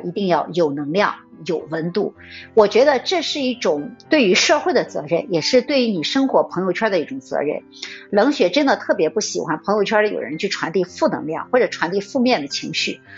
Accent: China; 我们中国人古老的、传统的一种文化的规制

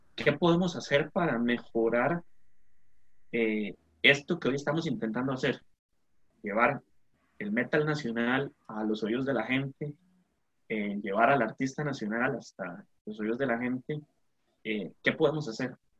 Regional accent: Costa Rica; como costarricenses

